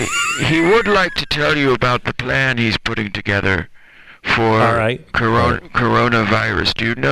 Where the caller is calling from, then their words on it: Sun City, Florida, United States; I'm calling from Sun City, Florida.